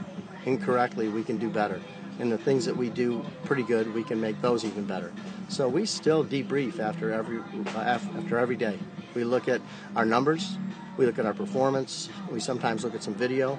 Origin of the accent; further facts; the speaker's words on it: Great Lakes, United States; I grew up in the Great Lakes